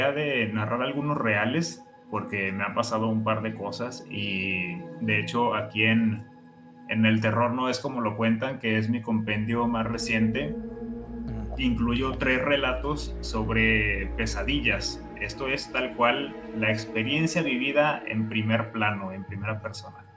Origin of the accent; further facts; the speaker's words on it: Mexico; Soy de México.